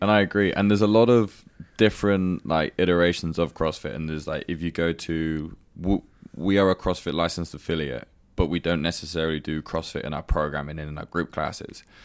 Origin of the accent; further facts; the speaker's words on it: United Kingdom; moved away as an adult; now in Dubai, United Arab Emirates; my hometown in the UK